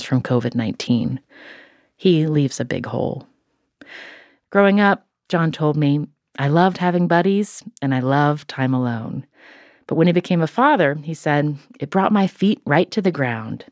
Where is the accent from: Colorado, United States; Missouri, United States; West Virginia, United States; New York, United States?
West Virginia, United States; when I was growing up in West Virginia